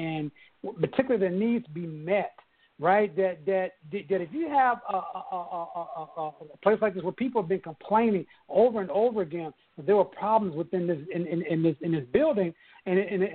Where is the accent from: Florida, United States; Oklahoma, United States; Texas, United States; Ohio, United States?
Oklahoma, United States; Oklahoma City; I grew up in Oklahoma City